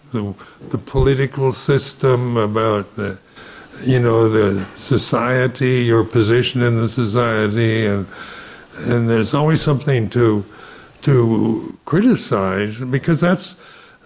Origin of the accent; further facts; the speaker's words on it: United States; Being American, you know, you're brought up in a society in my generation